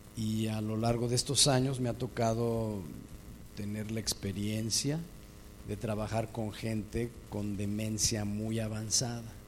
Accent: Mexico City, Mexico; Yo nací en la Ciudad de México, crecí en la Ciudad de México

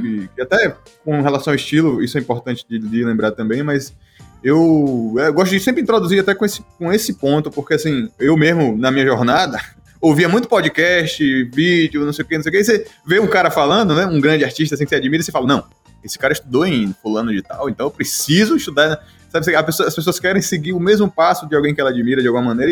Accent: Nova Soure, Bahia, Brazil; also born or lived in Salvador; hoje moro aqui em uma cidadezinha no interior da Bahia, que é Nova Soura. E, na verdade, é a cidade que eu cresci, é uma cidade no sertão, velho, da Bahia

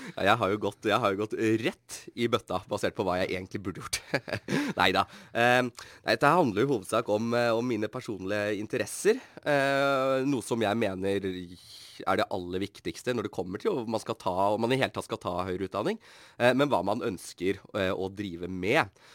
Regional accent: Bærum, Akershus, Norway; moved away as an adult; now in Bergen, Norway; Jeg kommer jo fra Bærum.

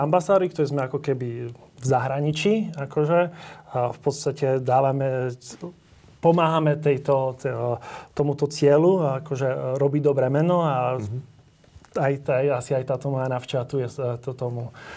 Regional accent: Slovakia; 8-ročnom gymnáziu, potom v Bratislave, takže celkom v podstate som robil väčšinu môjho štúdia na Slovensku

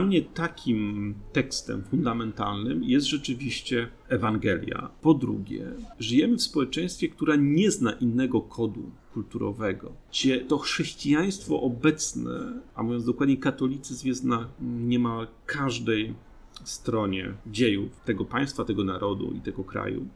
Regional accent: Gosławice, Łódź Voivodeship, Poland; moved away; also born or lived in Kutno; mieszkam w takiej małej miejscowości, która się nazywa Gosławice, gdzie były naprawdę 12 zagród i to była, że tak powiem, przestrzeń, w której, której dorastałem

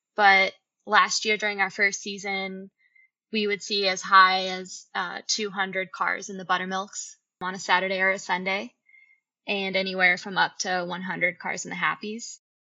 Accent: Colorado, United States; moved away as an adult; also born or lived in Yosemite, California; now in Bishop, United States; I actually grew up in Colorado, but shortly after college, I moved to Yosemite

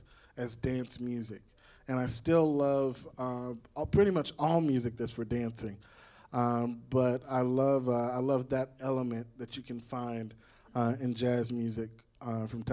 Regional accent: Nashville, Tennessee, United States; So I grew up here in Nashville.

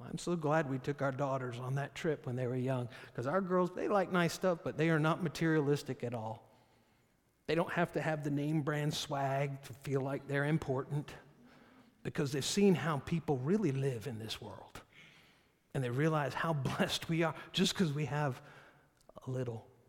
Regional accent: United States; I'm an American

